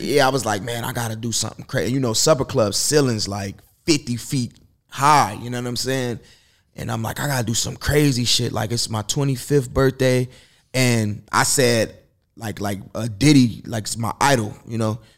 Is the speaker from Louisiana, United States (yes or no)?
no; Chicago, Illinois, United States; now in Los Angeles, United States; I'm from Chicago